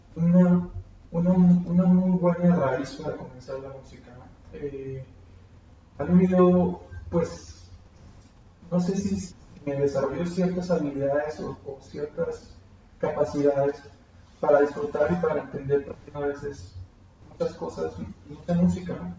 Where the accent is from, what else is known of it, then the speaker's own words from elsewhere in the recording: Mexico; somos mexicanos